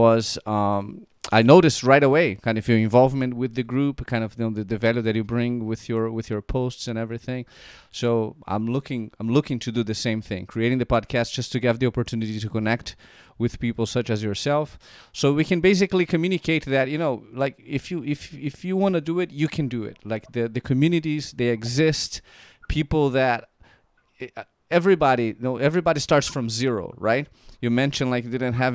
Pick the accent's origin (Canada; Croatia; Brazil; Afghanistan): Brazil; moved away as an adult; now in United States; I was born and raised in Brazil